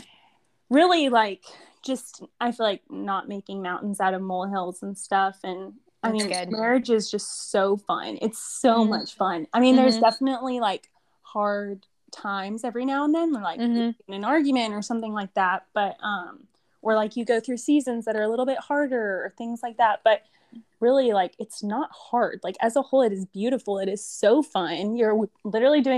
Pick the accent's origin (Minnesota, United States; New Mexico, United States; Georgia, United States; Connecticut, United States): Georgia, United States; Alpharetta; moved away as an adult; also born or lived in Auburn, Alabama; now in 30A, Florida, United States; I'm from Alpharetta, Georgia.